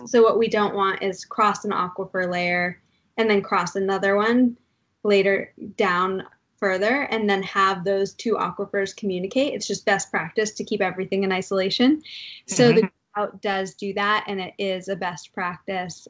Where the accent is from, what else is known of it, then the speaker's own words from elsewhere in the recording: Durham, New Hampshire, United States; now in New York, United States; I grew up in Durham, New Hampshire